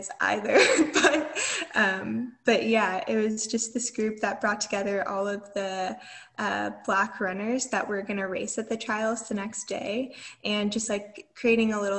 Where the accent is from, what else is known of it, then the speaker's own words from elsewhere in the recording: Atlanta, Georgia, United States; I'm from Atlanta, I had like family there